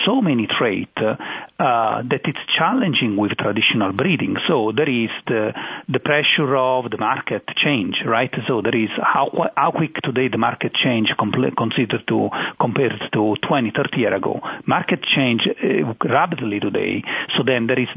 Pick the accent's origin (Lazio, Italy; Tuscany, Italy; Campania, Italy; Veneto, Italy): Campania, Italy; Naples area; moved away as an adult; also born or lived in Madison, Wisconsin; now in North Carolina, United States; I'm born and raised in Italy